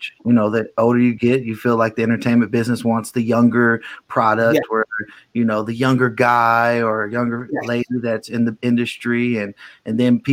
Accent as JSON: {"language": "English", "town": "Cleveland", "region": "Ohio", "country": "United States", "said": "I'm from Cleveland."}